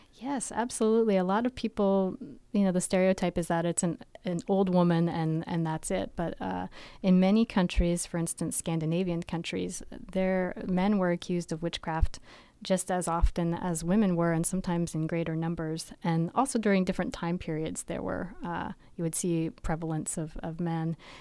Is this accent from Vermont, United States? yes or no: yes; Vermont, United States; I grew up in Vermont